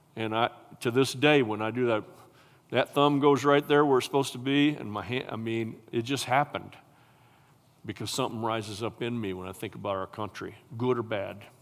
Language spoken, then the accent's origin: English; United States; I'm an American and I'm a patriot